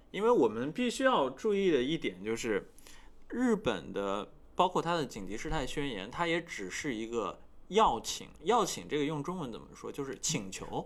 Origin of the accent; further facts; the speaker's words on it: China; moved away as an adult; now in Tokyo, Japan; 我在这个国家，但是我是一个中国人